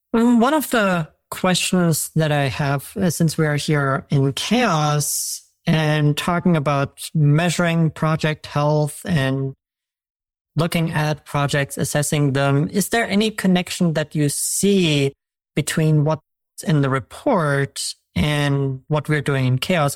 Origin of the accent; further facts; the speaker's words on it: Germany; moved away; I'm from Germany